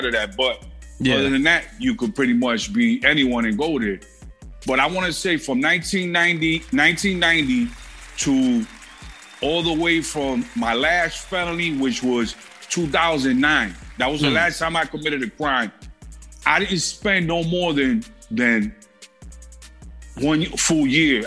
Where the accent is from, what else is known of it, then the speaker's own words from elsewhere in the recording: New York City, New York, United States; also born or lived in Buffalo, New York; I'm originally from Brooklyn, New York, but I was born in Bellevue Hospital. I'm Puerto Rican